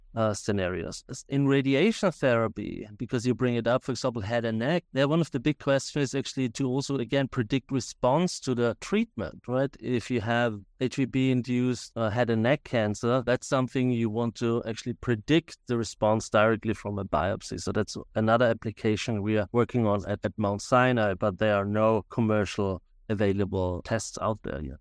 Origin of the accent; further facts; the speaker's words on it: Austria; now in United States; As you can hear from my accent, I'm originally from Austria, but, uh, in the U S for a very, very long time